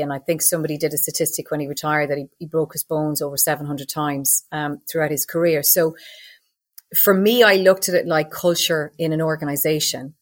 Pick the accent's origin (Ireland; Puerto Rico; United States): Ireland; Loughrea, Connacht; I grew up in Loughrea, County Galway, one of five kids.